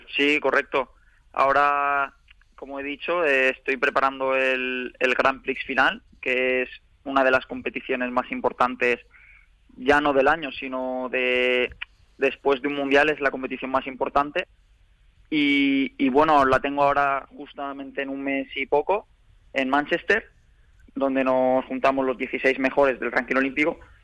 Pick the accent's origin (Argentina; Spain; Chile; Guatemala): Spain; Elche, Valencian Community; es la ciudad donde nací y, mi ciudad natal